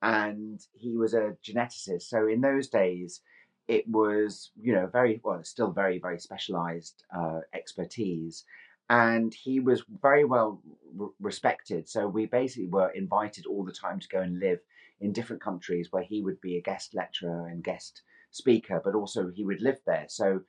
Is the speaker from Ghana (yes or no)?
no; Edinburgh, Scotland, United Kingdom; accent: Scottish; also born or lived in London; now in Rye, United Kingdom; I am from Scotland. You can't tell by my very strong Scottish accent, but I do. I am from Edinburgh. And I lived in London for many, many years.